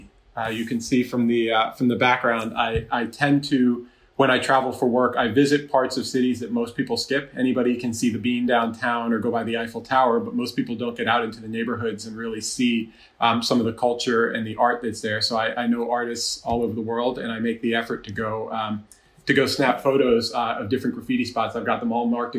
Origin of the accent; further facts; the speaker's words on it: Jersey Shore, New Jersey, United States; moved away as an adult; also born or lived in Massachusetts / Chicago; I grew up in the Jersey Shore, so I'm from the tri-state.